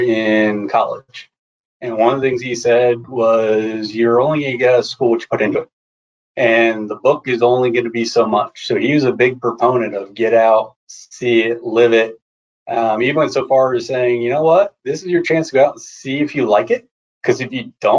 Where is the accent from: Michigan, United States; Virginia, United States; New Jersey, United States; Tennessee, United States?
New Jersey, United States; moved away as an adult; also born or lived in South Carolina; now in Charlotte, United States; Grew up in New Jersey, lived kind of the beach life just off of Long Beach